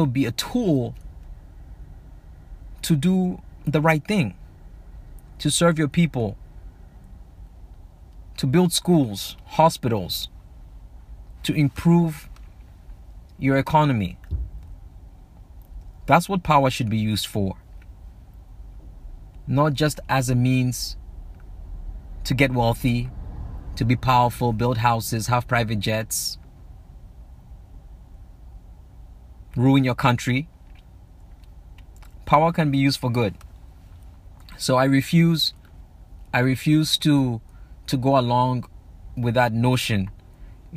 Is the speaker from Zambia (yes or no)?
yes; Zambia; growing up in Southern Africa, growing up in Zambia